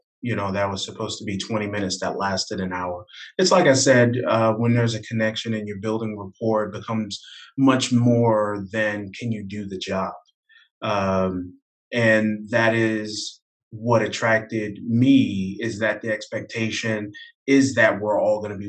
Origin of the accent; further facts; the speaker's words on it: New Jersey, United States; I'm from the Northeast. I'm from, you know, originally from New Jersey